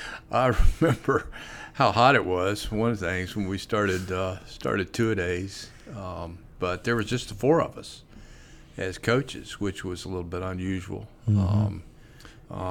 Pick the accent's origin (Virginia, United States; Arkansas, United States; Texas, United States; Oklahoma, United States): Texas, United States; Dallas; moved away; I grew up in Dallas